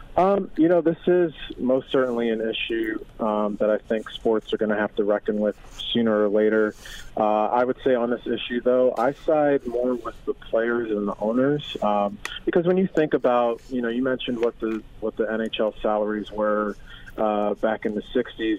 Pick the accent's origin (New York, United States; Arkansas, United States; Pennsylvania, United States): Pennsylvania, United States; Philadelphia; I grew up in Philadelphia